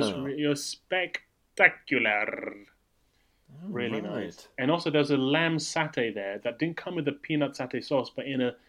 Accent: Malaysia; moved away; I grew up in Malaysia, which is very, very good food.

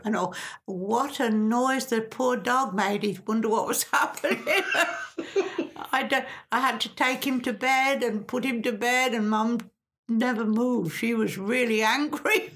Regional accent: Stilton, East of England, United Kingdom; moved away; I grew up in Stilton

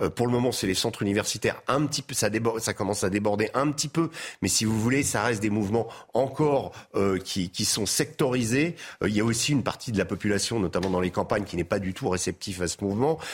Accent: France; en tant que Français

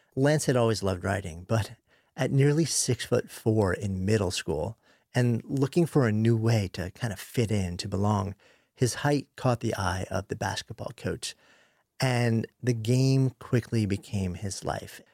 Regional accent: New York, United States; I grew up just outside of New York City, pretty conventional upbringing

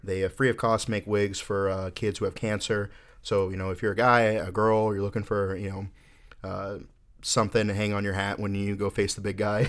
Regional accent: Orlando, Florida, United States; So I am from Florida. I, uh, grew up in Orlando

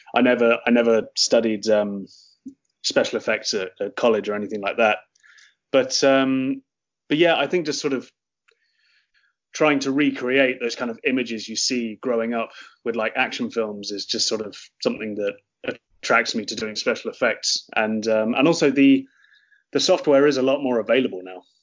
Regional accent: Oxford, South East England, United Kingdom; moved away as an adult; now in Cork, Ireland; I'm from Oxford in the UK, and um, me and my partner um, moved to Cork because she got a job at UCC

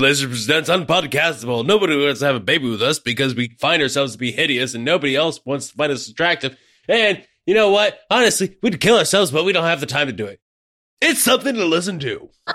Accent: Ohio, United States; I'm from Ohio

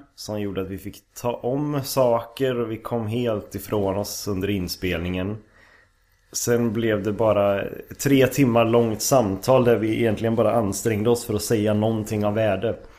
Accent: Lidköping, Västra Götaland, Sweden; moved away as an adult; also born or lived in Stockholm, Sweden; now in Umeå, Sweden; Är ifrån eh, Lidköping, Västergötland

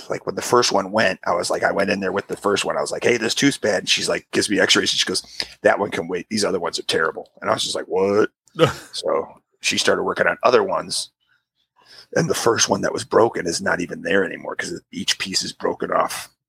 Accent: United Kingdom; I am British

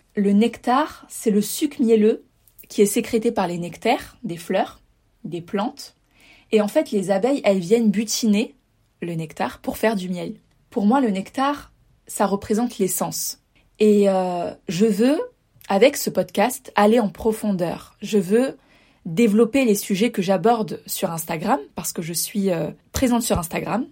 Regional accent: Var, Provence-Alpes-Côte d'Azur, France; moved away as an adult; also born or lived in La Paz, Mexico; je suis originaire du Var, dans le sud de la France

